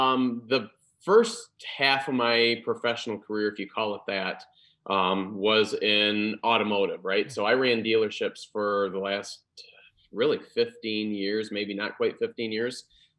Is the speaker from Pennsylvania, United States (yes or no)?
no; Grand Rapids, Michigan, United States; now in Orlando, United States; I moved all the way from Grand Rapids to Orlando thinking, oh man, this is the best, right?